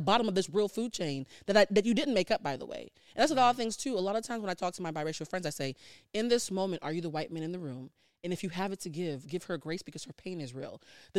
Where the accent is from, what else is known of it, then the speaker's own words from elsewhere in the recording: Havana, Cuba; also born or lived in Port-au-Prince, Haiti; now in United States; I was born in Port-au-Prince and then I moved to Havana.